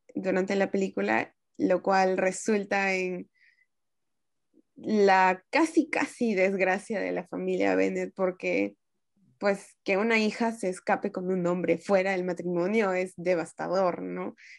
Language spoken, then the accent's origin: Spanish; Peru; las personas que somos de Latinoamérica, en este caso de Perú